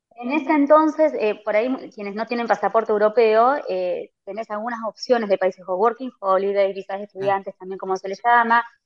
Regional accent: Dolores, Buenos Aires Province, Argentina; moved away as an adult; now in Dublin, Ireland; soy de Dolores

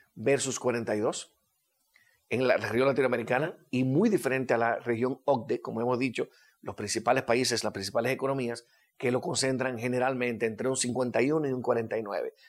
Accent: Dominican Republic; como decimos dominicanos

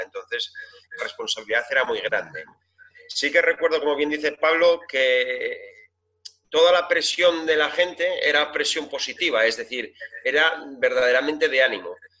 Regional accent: Gijón, Asturias, Spain; Gijón, yo al nacer aquí, aquí estoy

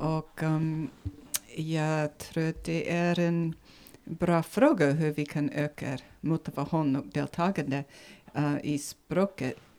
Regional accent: Nevada, United States; Swedish is a second language; moved away as an adult; now in Sigtuna, Sweden; från ursprungligen från USA, Nevada i USA

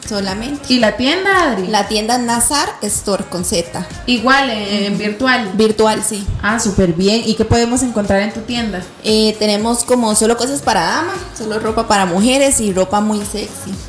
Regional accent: Pérez Zeledón, San José, Costa Rica; tengo 29 años. Este, soy de Pérez y León.

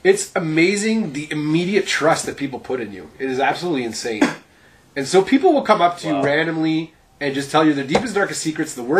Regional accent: Sudbury, Ontario, Canada; also born or lived in Ottawa / Rochester, Minnesota / Jacksonville, Florida / Montreal; I stayed in Sudbury from like grade 1 to 12 and came back periodically

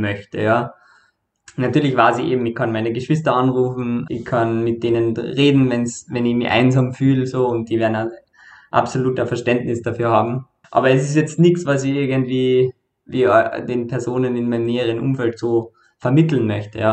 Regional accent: Carinthia, Austria; now in Vienna, Austria; war davor in Kärnten, wo ich herkomme, äh, bei meiner Familie

